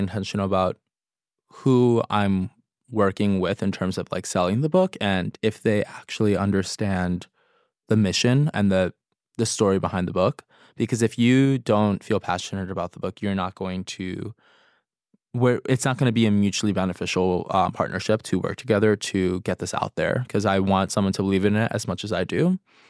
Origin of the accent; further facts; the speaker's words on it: New York City, New York, United States; It's mostly inspired by my experience growing up in New York City and having access to other people's cultures through food, and also the essence of like chosen family.